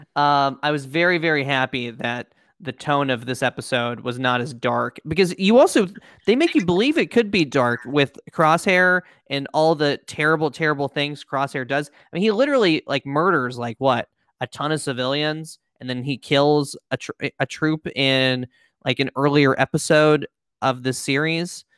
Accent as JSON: {"language": "English", "country": "United States", "said": "two American, um, po' boys"}